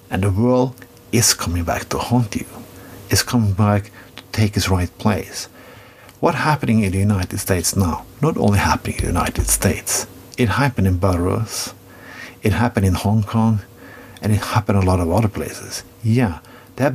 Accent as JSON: {"language": "English", "country": "Norway", "said": "I come from Norway"}